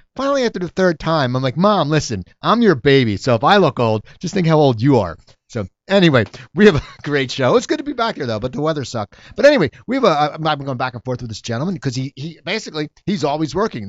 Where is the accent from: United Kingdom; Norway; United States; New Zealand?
United States; New Jersey; I grew up in New Jersey